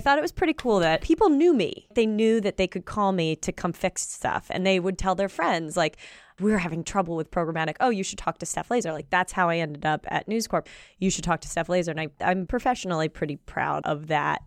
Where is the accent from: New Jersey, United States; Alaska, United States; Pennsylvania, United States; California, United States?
Pennsylvania, United States; also born or lived in Baltimore, Maryland; we moved to Pennsylvania when I was about ten